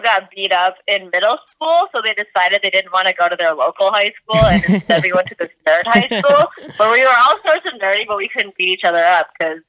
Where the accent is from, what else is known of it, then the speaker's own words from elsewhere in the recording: Detroit suburbs, Michigan, United States; also born or lived in Minneapolis, Minnesota; now in Los Angeles, United States; I'm from the Detroit suburbs, so no street cred.